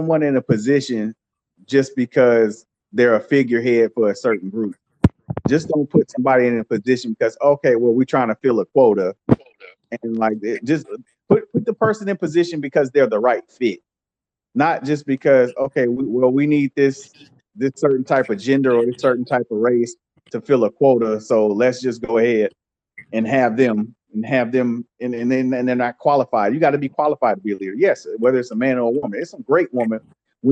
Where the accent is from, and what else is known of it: United States